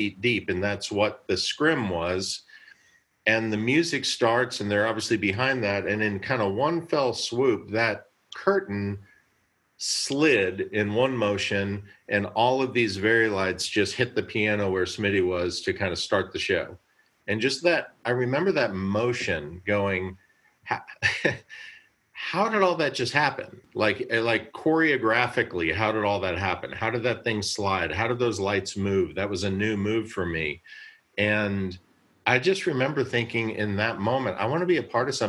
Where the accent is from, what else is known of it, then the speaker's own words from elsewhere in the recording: Columbia, Missouri, United States; I was raised in Columbia, Missouri